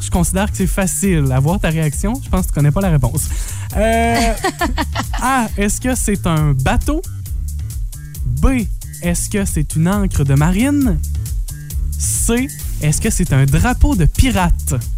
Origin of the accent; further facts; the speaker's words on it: La Matapédia and La Matanie, Quebec, Canada; chez nous dans la Matap et et la Matanie